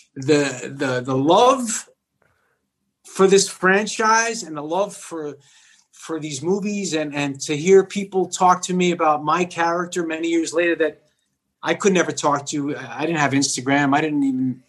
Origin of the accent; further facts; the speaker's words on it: New York City, New York, United States; also born or lived in Bronx, New York; I grew up in Whitestone, but I would go over the bridge. I went to school in the Bronx